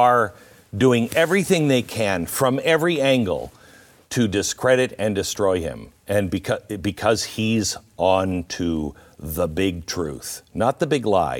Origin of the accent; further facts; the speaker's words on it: Pacific Northwest, United States; it's just I grew up in the Pacific Northwest